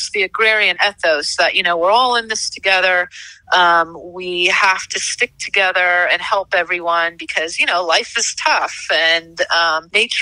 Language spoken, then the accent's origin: English; Santa Clara, California, United States; I grew up in California, in Santa Clara